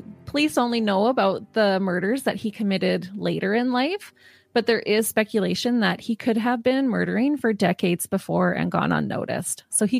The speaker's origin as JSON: {"language": "English", "country": "Canada", "said": "since we're Canadian podcasters"}